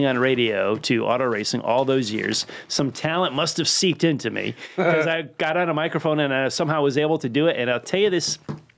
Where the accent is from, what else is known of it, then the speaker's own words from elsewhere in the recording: Connecticut, United States; moved away as an adult; now in Lake Norman, United States; I grew up in Connecticut, raced at the grassroots level